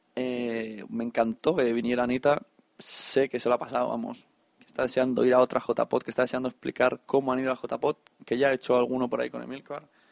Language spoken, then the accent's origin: Spanish; Catalonia, Spain; buenos catalanes